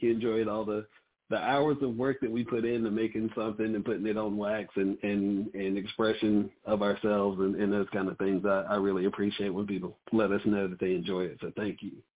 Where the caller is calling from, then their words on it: Charlotte, North Carolina, United States; I'm calling from Charlotte, North Carolina